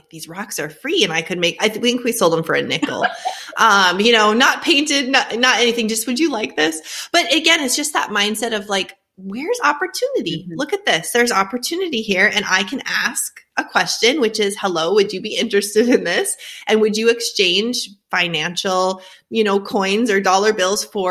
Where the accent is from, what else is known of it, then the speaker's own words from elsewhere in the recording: Fargo, North Dakota, United States; accent: Northern; moved away as an adult; also born or lived in Grand Forks, North Dakota; now in Tennessee, United States; born and raised in Fargo, North Dakota